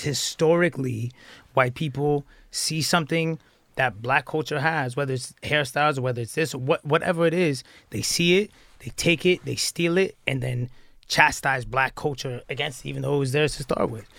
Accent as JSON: {"language": "English", "town": "Atlanta", "region": "Georgia", "country": "United States", "said": "I came from Atlanta"}